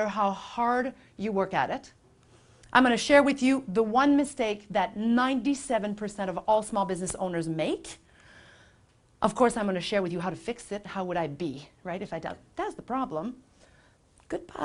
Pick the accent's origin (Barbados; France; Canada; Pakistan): Canada; Quebec; now in Vancouver, Canada; my family back in Quebec, because I'm from Quebec, if you can't detect a little hint of something, of an accent